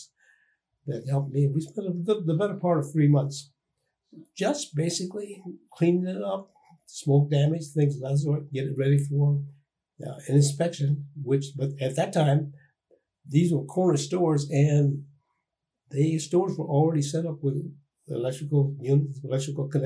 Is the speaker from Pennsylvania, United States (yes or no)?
no; Renton, Washington, United States; my hometown, which is Renton, Washington